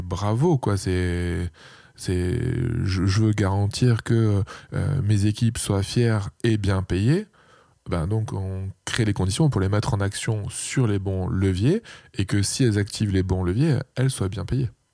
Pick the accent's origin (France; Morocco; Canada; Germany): France; Aubagne, Provence-Alpes-Côte d'Azur; moved away as an adult; also born or lived in Marseille; now in Lille, France; je suis marseillais, j'ai grandi à côté des calanques de Cassis